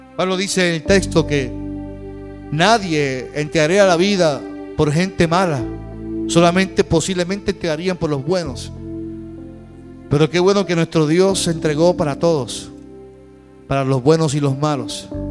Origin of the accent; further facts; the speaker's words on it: Puerto Rico; como pueblo puertorriqueño